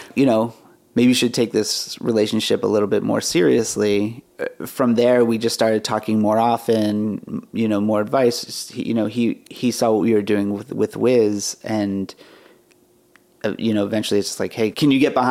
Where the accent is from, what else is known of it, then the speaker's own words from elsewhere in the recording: Pittsburgh, Pennsylvania, United States; we're all from Pittsburgh